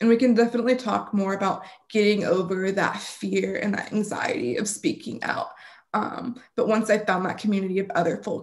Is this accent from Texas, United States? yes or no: yes; Austin, Texas, United States; moved away; Austin, Texas, my hometown